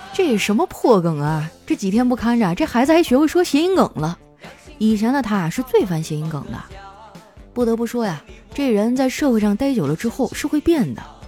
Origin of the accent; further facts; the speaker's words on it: Qitaihe, Heilongjiang, China; moved away; 七台河市，茄子河区，茄子河镇，茄子河小学